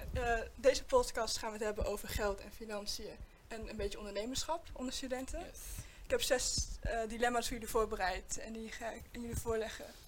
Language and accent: Dutch; Arnhem, Gelderland, Netherlands; ik kom uit Arnhem